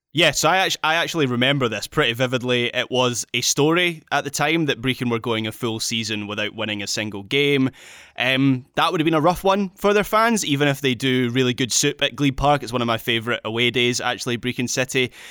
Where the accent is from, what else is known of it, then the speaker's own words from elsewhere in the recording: Scotland, United Kingdom; as a Scot